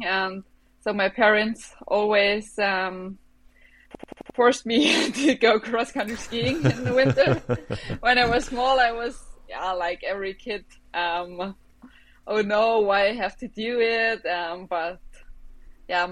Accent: Bavaria, Germany; English is a second language; I grew up in Bavaria in a small village, surrounded by mountains and a little lake

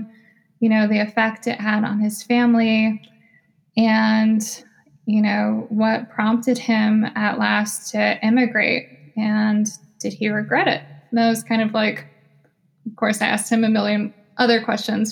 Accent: United States; Me and my sisters were born and raised in the United States.

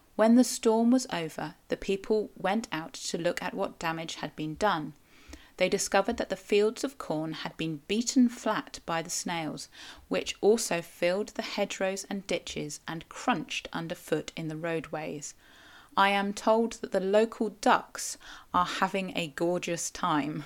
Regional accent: Cornwall, South West England, United Kingdom; I am a Cornish writer, blogger, podcaster

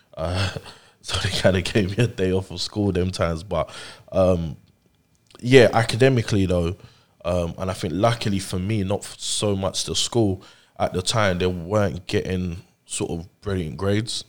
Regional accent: London, United Kingdom; also born or lived in Nigeria; I grew up over here

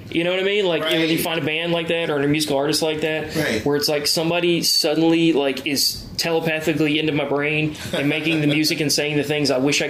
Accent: Duncan, South Carolina, United States; I was from Duncan, South Carolina.

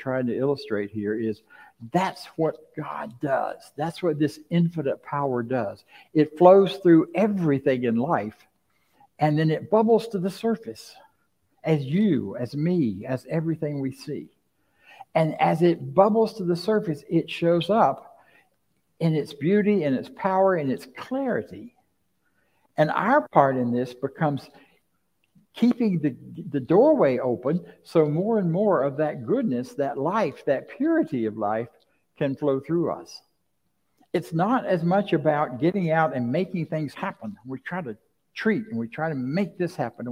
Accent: Florida, United States; I grew up in Florida. I grew up along the Suwannee River, about 9 miles from the Suwannee River and about 12 miles from the Steinhatchee River.

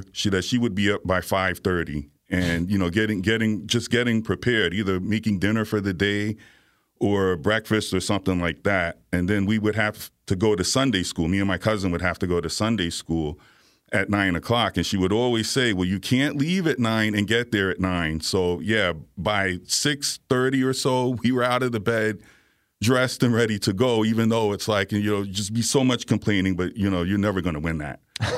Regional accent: Virginia, United States; also born or lived in Bronx, New York; I lived in Virginia and the Bronx. I was okay. Born in New York, so I spent my life, basically most of my young life, going back and forth between

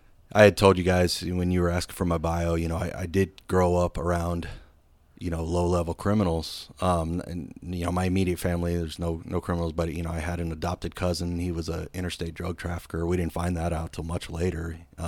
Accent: Erie, Pennsylvania, United States; Yeah, I grew up in Erie, Pennsylvania, and my neighborhood was called Little Italy, and it was a bunch of, you know, either first, second, third, fourth generation Italian immigrants

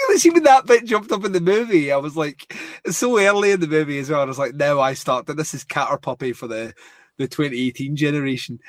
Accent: Scotland, United Kingdom

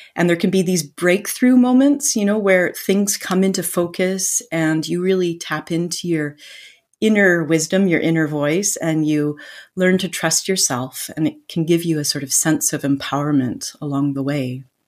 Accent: Vancouver, British Columbia, Canada; moved away as an adult; now in France; I'm originally from Vancouver, Canada

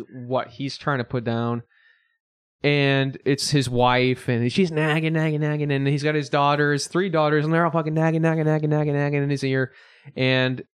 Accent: Batavia, Illinois, United States; I'm from Batavia

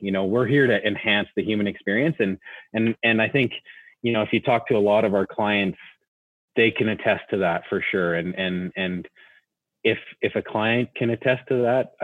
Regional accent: Nelson, British Columbia, Canada; I grew up in Nelson in BC.

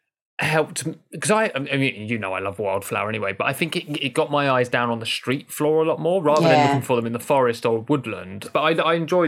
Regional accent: London, United Kingdom; being Londoner and a local Londoner

